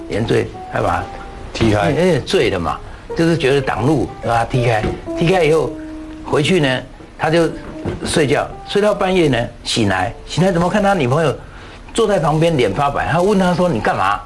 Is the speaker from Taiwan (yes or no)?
yes; Jiaoxi, Yilan County, Taiwan; moved away; 因为我要回到宜兰驾驶，我的老家在那里